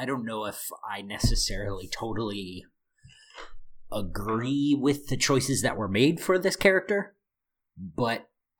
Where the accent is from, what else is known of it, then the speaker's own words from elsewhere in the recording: Midwest, United States; I'm from the Midwest